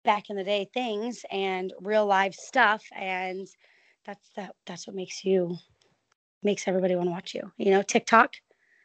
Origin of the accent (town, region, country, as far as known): Orlando, Florida, United States; born or raised there